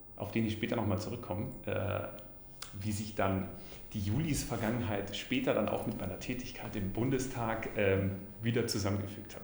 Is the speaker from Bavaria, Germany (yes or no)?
yes; Allgäu, Bavaria, Germany; accent: Allgäuer; moved away as an adult; also born or lived in Konstanz / Toronto / Vienna; ich bin im Allgäu geboren, bin da auch aufgewachsen